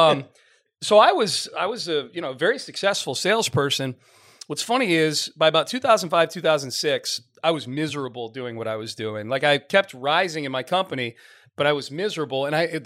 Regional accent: Northeast, United States; now in Houston, United States; I grew up in the Northeast

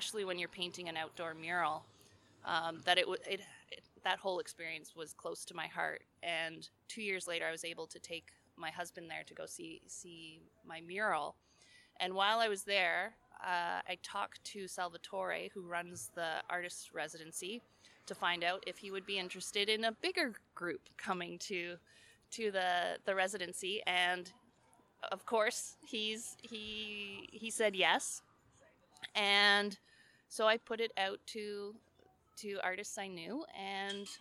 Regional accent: Ontario, Canada; moved away as an adult; also born or lived in British Columbia; I grew up in Ontario and there's no mountains

